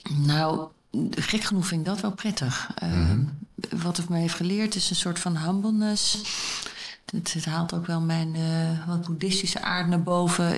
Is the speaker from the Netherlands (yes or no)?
yes; Groningen, Netherlands; waar ik vandaan kom uit een familie in Groningen